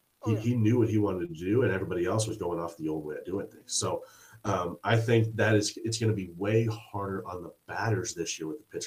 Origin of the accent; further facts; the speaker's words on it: Springfield, United States; I grew up in Springfield, where it was a standalone league